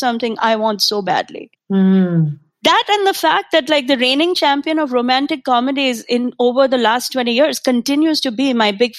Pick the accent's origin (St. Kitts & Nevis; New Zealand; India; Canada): India; now in United States; The way I grew up in India